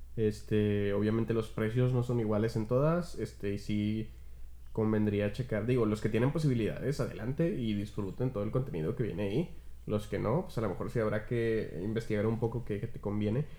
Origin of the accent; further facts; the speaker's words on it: Mexico; Yo, como mexicano